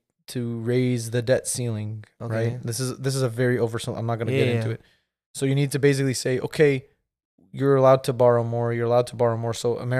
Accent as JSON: {"language": "English", "area": "Bay Area", "region": "California", "country": "United States", "tie": "born or raised there", "also_born_or_lived": "Minnesota", "moved": "as an adult", "said": "I was born in the Bay Area but refined in Minnesota."}